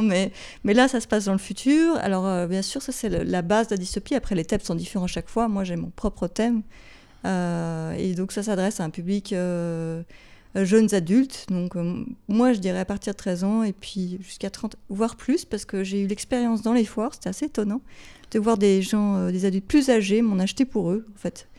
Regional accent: Geneva, Switzerland; first language English; French is a second language; also born or lived in Beirut, Lebanon; je suis genevoise, j'ai grandi ici, j'ai fait toutes mes études ici

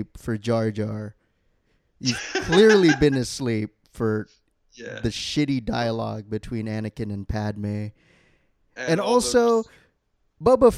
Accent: California, United States; As a Californian

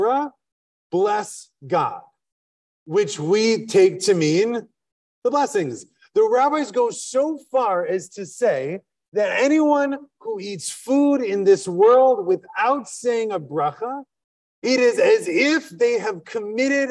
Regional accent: Wisconsin, United States; now in Philadelphia, United States; I'm from Wisconsin.

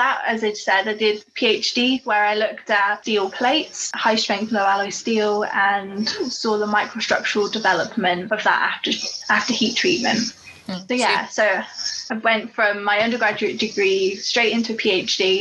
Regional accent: Corby, East Midlands, United Kingdom; I grew up in Corby. Corby's a steel town in the Midlands.

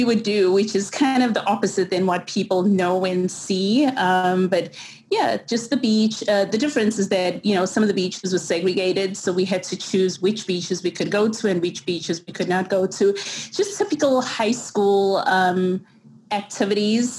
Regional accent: Durban, KwaZulu-Natal, South Africa; first language English; moved away as an adult; also born or lived in Wentworth, Durban; now in New York, United States; born and raised in Durban, South Africa

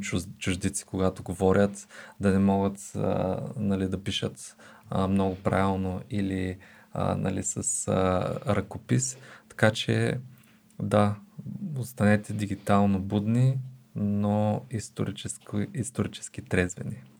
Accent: Bulgaria; това ни обославя като българи с идентичност

